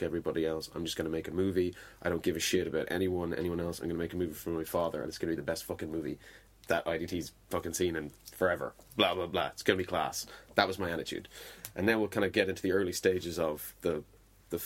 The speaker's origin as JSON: {"language": "English", "town": "Dunmore East", "region": "Munster", "country": "Ireland", "tie": "born or raised there", "said": "So I got a job at a hotel bar in Dunmore East, where I grew up in Waterford, which is a small fishing village by the sea."}